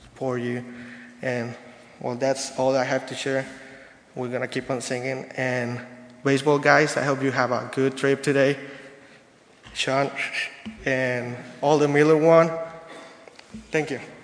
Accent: Mexico City, Mexico; moved away; I'm from Mexico City, Mexico

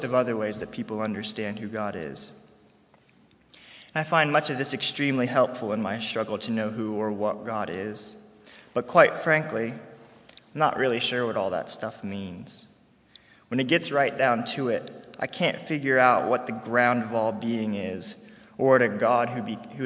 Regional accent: Harrisonburg, Virginia, United States; I'm a senior from Harrisonburg, Virginia

